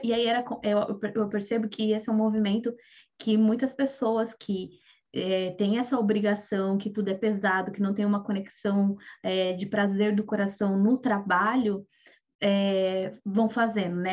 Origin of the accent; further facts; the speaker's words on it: Brazil; moved away; muitos de nós que saímos do Brasil